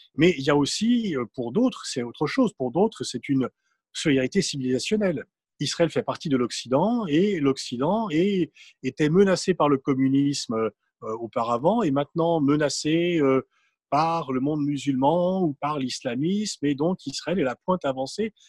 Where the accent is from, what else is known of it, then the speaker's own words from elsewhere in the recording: Mantes-la-Jolie, Île-de-France, France; je viens de Mantes-la-Jolie, du val et le racisme était beaucoup plus prégnant.